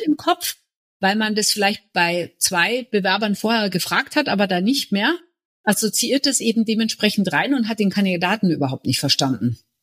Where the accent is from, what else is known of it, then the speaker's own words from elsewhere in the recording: Munich, Bavaria, Germany; Ich bin gebürtige Münchnerin